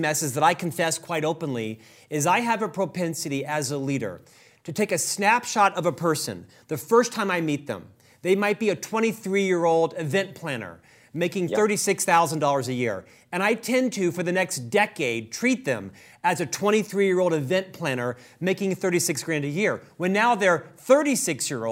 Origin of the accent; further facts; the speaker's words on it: Orlando, Florida, United States; I'm actually from Orlando, Florida